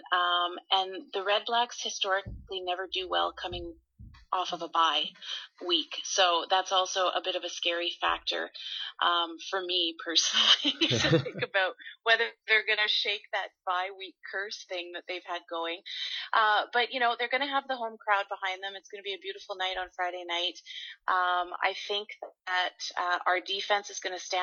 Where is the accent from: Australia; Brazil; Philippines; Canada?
Canada; Winnipeg, Manitoba; now in Ottawa, Canada; I'm from Winnipeg, so I grew up a Bomber fan